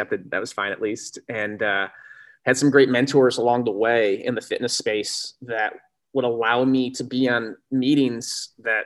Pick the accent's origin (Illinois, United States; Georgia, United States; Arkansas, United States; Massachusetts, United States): Illinois, United States; Sycamore; I grew up in Sycamore, Illinois, which is a little farming town about 70 miles northwest of Chicago